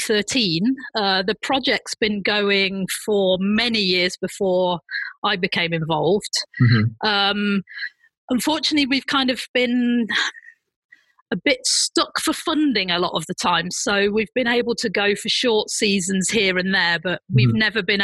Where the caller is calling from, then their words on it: Berlin, Germany; I'm actually sat in my apartment in Berlin.